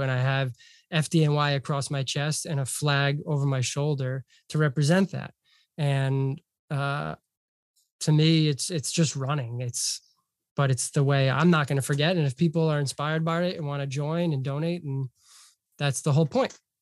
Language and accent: English; Hartford, Connecticut, United States; also born or lived in Boston; now in Long Beach, United States; I'm from Hartford, Connecticut originally